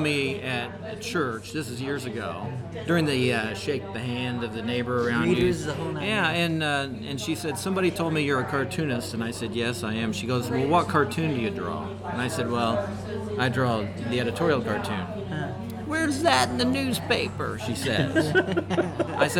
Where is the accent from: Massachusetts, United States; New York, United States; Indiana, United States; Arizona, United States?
Indiana, United States; Brownsburg; we're in Brownsburg, Indiana tonight. This is my hometown